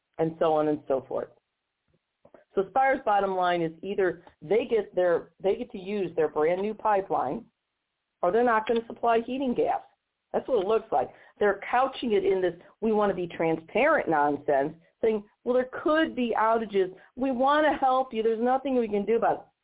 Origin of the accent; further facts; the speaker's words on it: Missouri, United States; my home state of Missouri